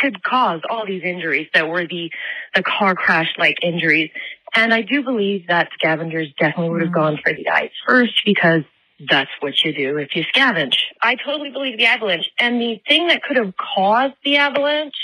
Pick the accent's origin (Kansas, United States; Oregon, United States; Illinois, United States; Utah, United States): Utah, United States; I'm born and raised in Utah